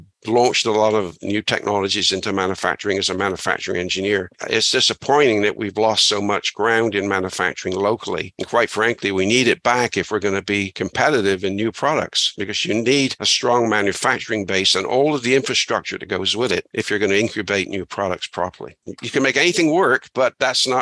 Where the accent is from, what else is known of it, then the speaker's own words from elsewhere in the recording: Bristol, South West England, United Kingdom; moved away as an adult; now in Canada; I grew up in Bristol, England